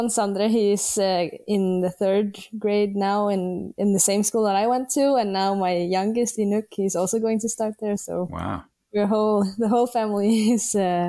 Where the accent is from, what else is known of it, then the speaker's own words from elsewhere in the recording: Nuuk, Greenland; I'm 20 years old and I am from Greenland.